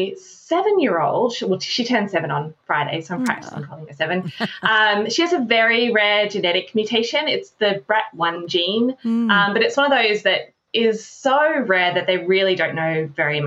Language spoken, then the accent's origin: English; Australia; moved away as an adult; also born or lived in Orbost, Victoria / Broken Hill, New South Wales / Melbourne, Victoria; now in California, United States; I grew up in Australia, but I've been living in California since about 2003